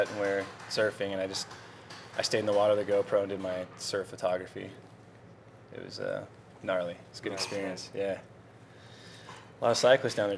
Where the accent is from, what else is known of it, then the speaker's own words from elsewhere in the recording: Hollister, California, United States; moved away as an adult; now in Las Vegas, United States; I grew up in the Monterey Bay area, Hollister, California, specifically